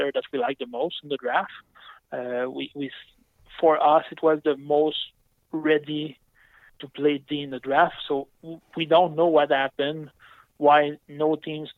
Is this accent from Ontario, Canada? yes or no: no; Saguenay, Quebec, Canada; I'm from Chicoutimi, and my parents were billets for the Saguenay during, I would say, close to 20 years